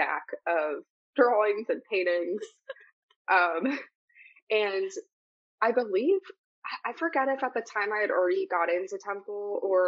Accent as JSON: {"language": "English", "town": "Warminster", "region": "Pennsylvania", "country": "United States", "tie": "born or raised there", "said": "I grew up in Warminster, Pennsylvania, actually in a small borough called Ivyland, so Council Rock School District in Bucks County, Pennsylvania"}